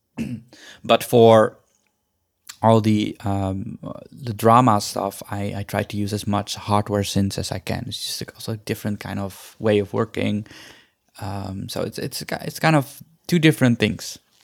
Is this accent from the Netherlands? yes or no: yes; Netherlands; moved away as an adult; also born or lived in India; now in Los Angeles, United States; I went to Holland, which is a completely different culture and a completely different world, basically. Um, so I, I, and I grew up there.